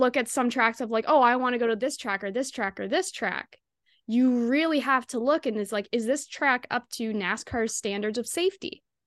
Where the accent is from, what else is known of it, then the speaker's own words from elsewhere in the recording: Kemptville, Ontario, Canada; my hometown, Kemphil, Ontario